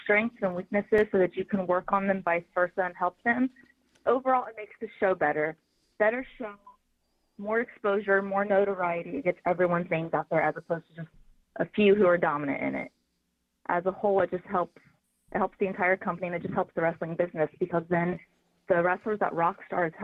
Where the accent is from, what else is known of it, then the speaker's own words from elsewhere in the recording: Dayton, Ohio, United States; it's my hometown. I'm born and raised in Dayton, Ohio